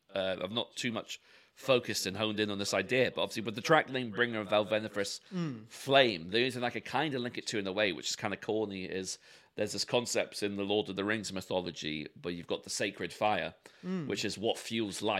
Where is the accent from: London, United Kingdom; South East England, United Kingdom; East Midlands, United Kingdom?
London, United Kingdom; two white males born and bred in London